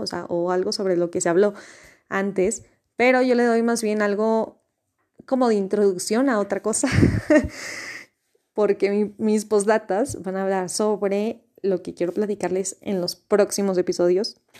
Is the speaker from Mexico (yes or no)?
yes; Mexico; soy mexicana